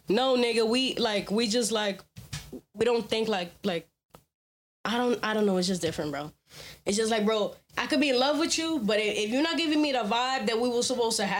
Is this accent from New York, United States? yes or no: yes; New York, United States; I'm from New York and we say nigga, so that's just how I talk.